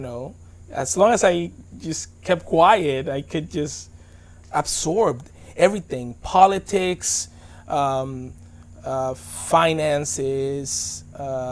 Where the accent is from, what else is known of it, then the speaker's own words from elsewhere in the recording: Dominican Republic; also born or lived in Bronx, New York; now in United States; I moved to the Dominican Republic when I was 11 months